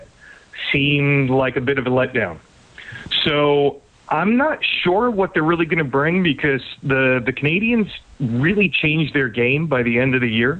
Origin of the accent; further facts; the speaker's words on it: New York, United States; I'm a New Yorker